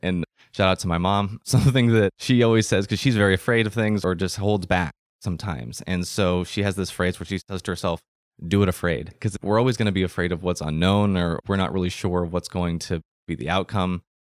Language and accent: English; United States; also born or lived in London; what I had lived my whole life, which was being an American in America